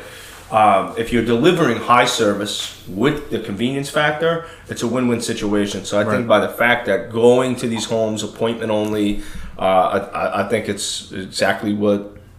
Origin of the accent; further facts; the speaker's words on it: New York, United States; I'm from New York.